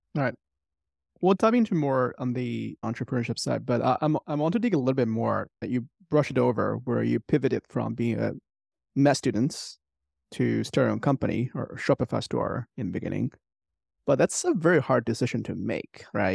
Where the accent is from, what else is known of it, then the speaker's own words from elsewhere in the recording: China; moved away; Hans and I grew up in China